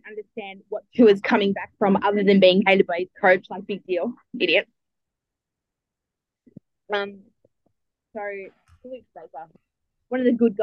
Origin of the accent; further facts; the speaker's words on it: Australia; I'm from Australia.